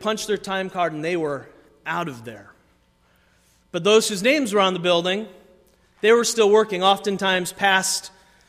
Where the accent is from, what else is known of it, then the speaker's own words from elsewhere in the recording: Waterford, Michigan, United States; I grew up in Waterford, Michigan, not super far from here